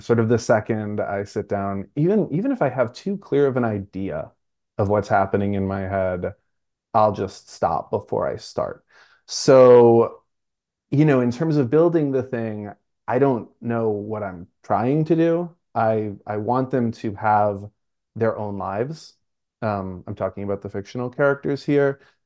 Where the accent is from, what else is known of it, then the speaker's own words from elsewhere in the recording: New York City, New York, United States; I'm from Brooklyn, so scaffolding is up all the time, everywhere